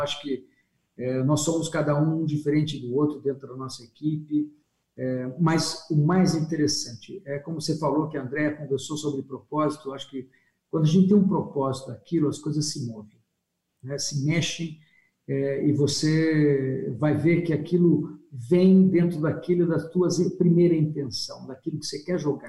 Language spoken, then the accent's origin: Portuguese; Sorocaba, São Paulo, Brazil; eu preciso voltar para minha terra, preciso voltar para Sorocaba